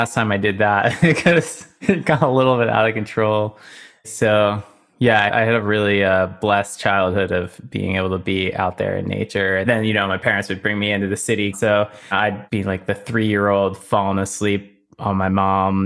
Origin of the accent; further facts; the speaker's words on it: Somers, New York, United States; I grew up in Somers, New York. It's a rural area north of New York City.